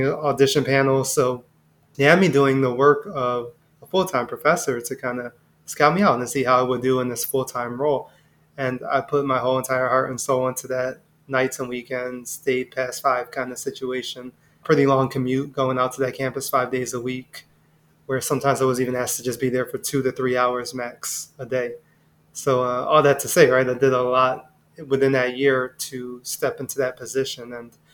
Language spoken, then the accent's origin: English; Philadelphia, Pennsylvania, United States; I'm born and raised in Philadelphia